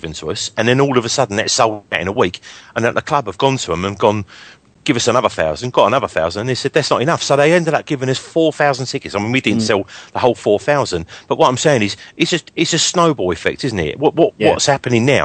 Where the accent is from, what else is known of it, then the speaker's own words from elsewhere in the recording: London, United Kingdom; I'm a Londoner